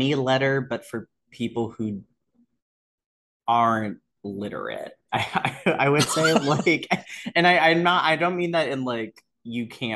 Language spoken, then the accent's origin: English; Potomac, Maryland, United States; growing up in Potomac, Maryland